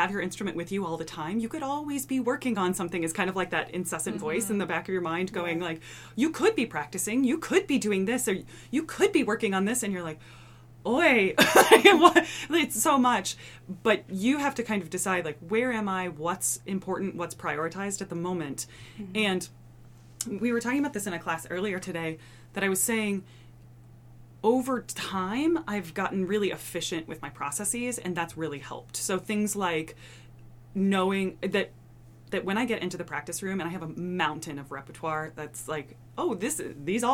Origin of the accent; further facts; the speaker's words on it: Iowa, United States; moved away; an undergrad back in my home state of Iowa